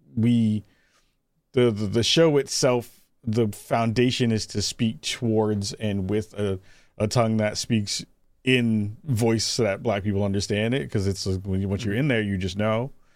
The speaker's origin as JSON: {"language": "English", "town": "New York City", "region": "New York", "country": "United States", "said": "I'm originally from the Bronx, uh, Bronx, New York"}